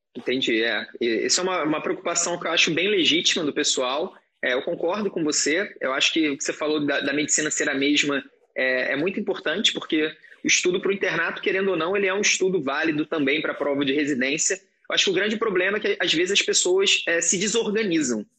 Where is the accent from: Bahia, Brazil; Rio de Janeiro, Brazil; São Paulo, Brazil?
Rio de Janeiro, Brazil; eu sou, sou do Rio, estudava na, na Universidade Federal do Estado do Rio de Janeiro